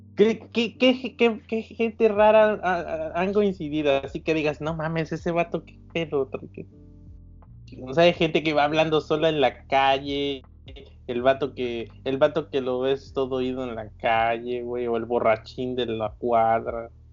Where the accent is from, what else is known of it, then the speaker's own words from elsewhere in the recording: Veracruz, Mexico; soy jarocho